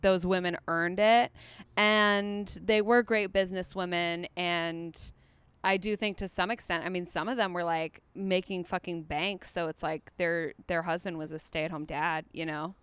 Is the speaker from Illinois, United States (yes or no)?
yes; Chicago, Illinois, United States; moved away; also born or lived in East Coast / Australia / England; From Chicago